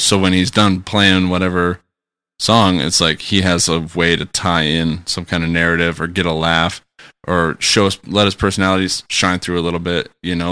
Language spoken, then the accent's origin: English; Kenosha, Wisconsin, United States; my hometown of Kenosha